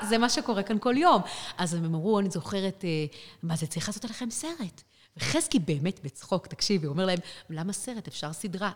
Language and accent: Hebrew; Rehovot, Central District, Israel; moved away as an adult; now in Kathmandu, Nepal; ברחובות, כן, ילדה ברחובות